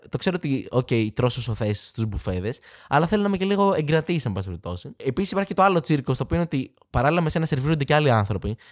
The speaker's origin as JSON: {"language": "Greek", "town": "Athens", "region": "Attica", "country": "Greece", "said": "δεν μπορώ να πω είμαι από την Αθήνα"}